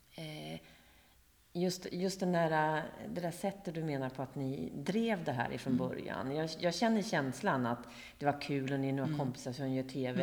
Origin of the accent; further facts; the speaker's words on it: Karlskoga, Örebro County, Sweden; jag kommer från Karlskoga, eller har, eftersom jag har bott i Karlskoga ja. i 24 år